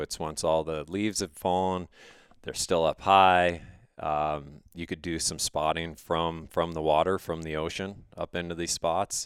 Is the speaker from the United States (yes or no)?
yes; Missoula, Montana, United States; I grew up outside of Missoula in the western part of the state